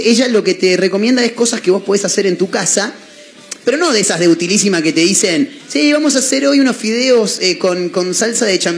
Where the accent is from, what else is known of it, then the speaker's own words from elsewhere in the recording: Switzerland; Me parece que cuando yo me crié en Suiza, cuando yo estaba allá, viste hicimos muchos viajes por Europa